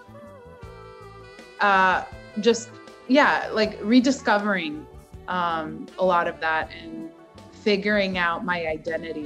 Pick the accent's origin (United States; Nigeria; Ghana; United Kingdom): United States; I grew up in America